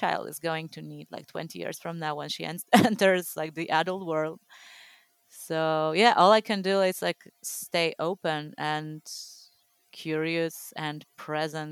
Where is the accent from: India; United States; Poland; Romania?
Poland; growing up in Poland, like I was born a year before like communism ended here